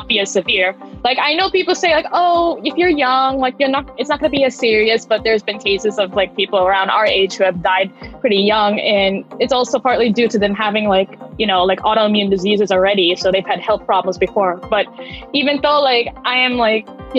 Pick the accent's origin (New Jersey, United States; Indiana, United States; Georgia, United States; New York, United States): New Jersey, United States; I'm from New Jersey in the United States